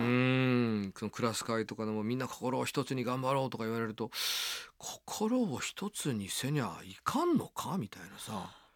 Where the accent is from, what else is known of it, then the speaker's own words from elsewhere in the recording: Niihama, Ehime, Japan; now in Tokyo, Japan; 僕 は愛媛県の新居浜ってとこ